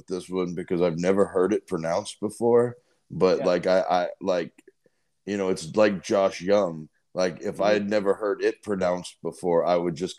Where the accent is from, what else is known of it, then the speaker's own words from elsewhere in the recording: Euless, Texas, United States; And I'm pretty decent with those the being from Euless, Texas.